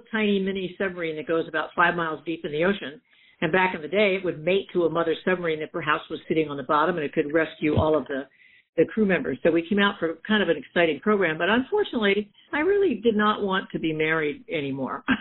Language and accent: English; Florida, United States; moved away as an adult; also born or lived in Key West / Charleston / Norfolk, Virginia / Portsmouth, New Hampshire; now in San Diego, United States; I'm from Florida.